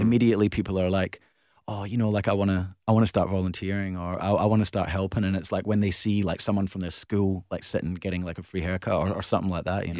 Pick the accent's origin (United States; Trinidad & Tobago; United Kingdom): United Kingdom; Glasgow, Scotland; now in Perth, Australia; growing up in Glasgow